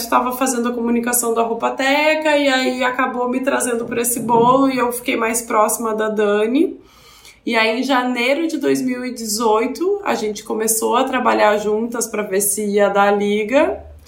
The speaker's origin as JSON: {"language": "Portuguese", "town": "Porto Alegre", "region": "Rio Grande do Sul", "country": "Brazil", "moved": "as an adult", "said": "eu sou de Porto Alegre"}